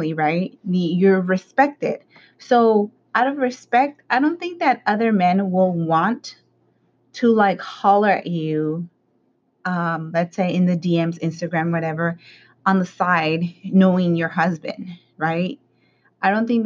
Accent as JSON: {"language": "English", "town": "Los Angeles", "region": "California", "country": "United States", "tie": "born or raised there", "said": "the side of town where I grew up in South Central, you know, like the Hispanic community"}